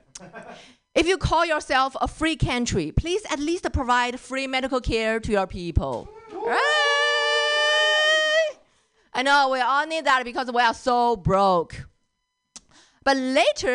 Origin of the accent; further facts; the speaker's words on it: Northeast China, China; moved away; I grew up in China. I grew up in a small city in northeast of China